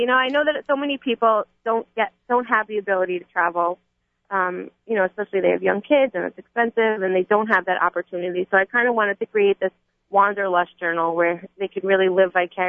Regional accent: New York, United States; now in California, United States; I'm from New York

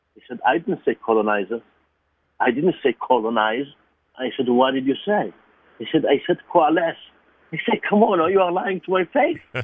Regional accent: Israel; English is a second language; moved away; I was born in Israel, I'm Jewish

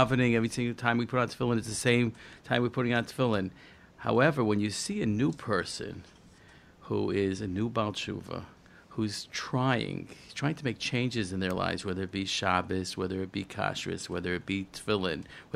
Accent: New Haven, Connecticut, United States; I was raised in New Haven, Connecticut, and in a small little town

